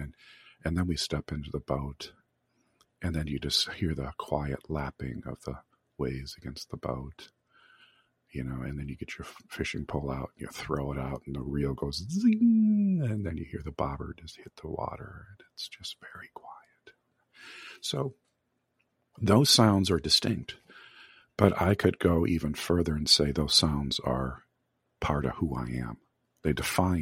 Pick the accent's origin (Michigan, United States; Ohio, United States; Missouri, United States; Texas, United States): Michigan, United States; I grew up in Michigan